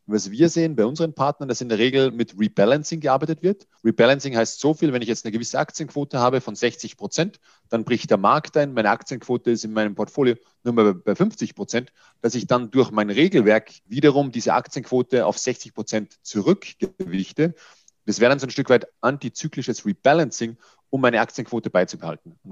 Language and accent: German; Austria; Ich bin Österreicher, von daher entschuldige den Lapsus